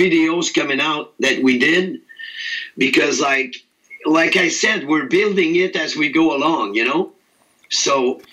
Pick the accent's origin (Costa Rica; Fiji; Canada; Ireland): Canada; Quebec; I'm from Quebec, Canada, which we're French-speaking.